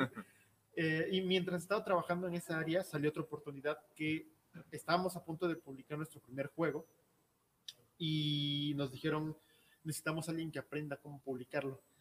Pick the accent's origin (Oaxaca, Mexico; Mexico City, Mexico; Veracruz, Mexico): Oaxaca, Mexico; moved away; soy de Oaxaca